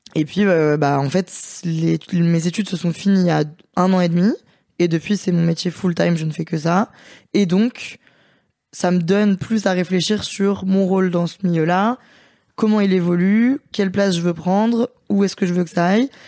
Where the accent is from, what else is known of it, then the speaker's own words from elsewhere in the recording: Lyon, Auvergne-Rhône-Alpes, France; Moi, je suis lyonnaise